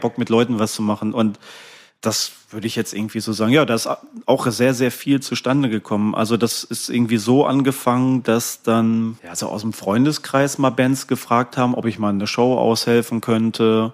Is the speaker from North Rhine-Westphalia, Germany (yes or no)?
yes; Ruhr area, North Rhine-Westphalia, Germany; moved away; Ich bin ja eigentlich gebürtiger Ruhrgebietler und dann natürlich auch die ersten Konzerte im Ruhrgebiet so gespielt und die ersten Jahre da gewohnt